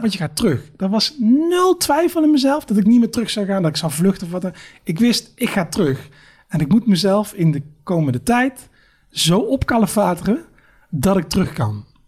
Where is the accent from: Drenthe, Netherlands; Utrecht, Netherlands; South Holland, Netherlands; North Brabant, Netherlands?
North Brabant, Netherlands; Eindhoven; Ik kom uit Eindhoven